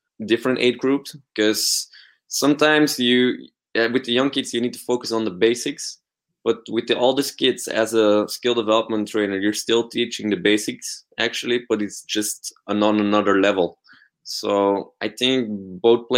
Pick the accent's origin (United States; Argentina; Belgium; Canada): Belgium; I'm from Belgium.